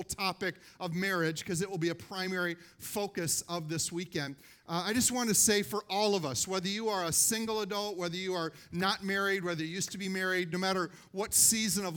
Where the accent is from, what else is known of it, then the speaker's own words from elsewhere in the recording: Minnesota, United States; we're from Minnesota